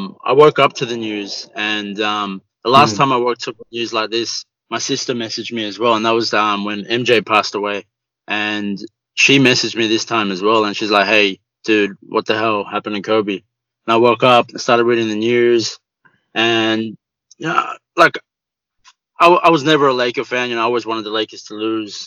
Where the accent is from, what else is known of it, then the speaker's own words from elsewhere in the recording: Sydney, New South Wales, Australia; I grew up in the eastern suburbs. Like, I went to high school in the eastern